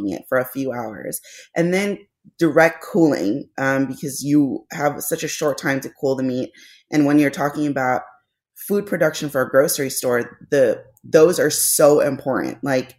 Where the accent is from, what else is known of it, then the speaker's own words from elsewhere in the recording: Philippines; Because me being Filipino was not enough.